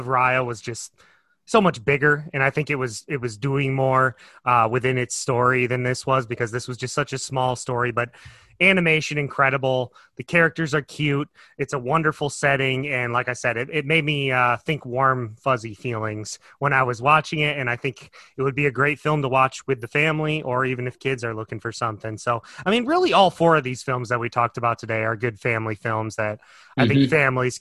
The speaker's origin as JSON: {"language": "English", "region": "Northern Michigan", "country": "United States", "tie": "born or raised there", "said": "I grew up in Northern Michigan"}